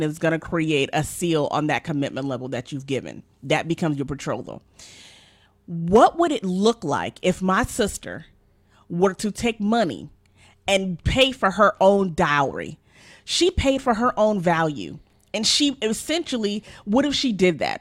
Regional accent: Nigeria; I'm Nigerian

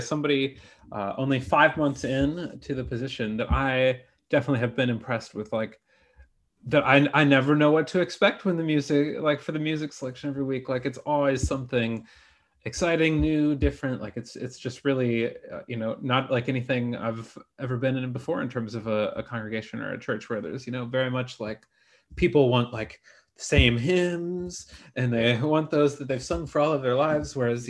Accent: Michigan, United States; also born or lived in Wisconsin; I'm from Michigan and Wisconsin

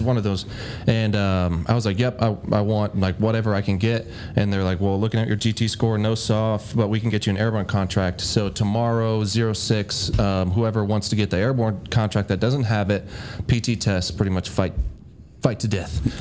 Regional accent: Bellevue, Nebraska, United States; I was born in Bellevue, Nebraska

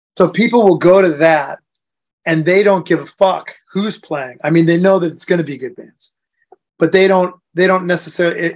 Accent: United States; moved away as an adult; now in Europe; being an American person

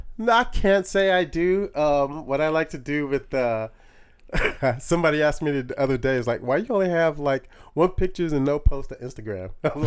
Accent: Long Beach, California, United States; From Long Beach.

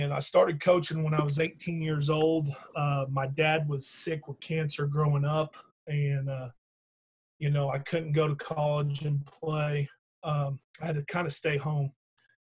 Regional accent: Del City, Oklahoma, United States; also born or lived in Midwest City, Oklahoma; I was born and raised. I grew up in Dale City, Oklahoma.

